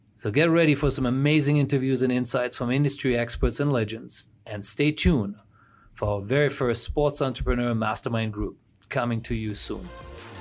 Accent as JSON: {"language": "English", "country": "Germany", "also_born_or_lived": "United States / Asia", "moved": "as an adult", "said": "I'm originally from Germany, studied in the U S, and have been working in Asia for the past twenty-five years"}